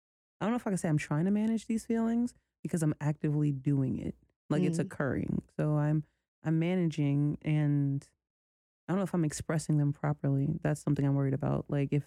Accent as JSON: {"language": "English", "town": "New York City", "region": "New York", "country": "United States", "tie": "born or raised there", "also_born_or_lived": "Brooklyn, New York", "said": "I was born in Brooklyn, raised in Chinatown"}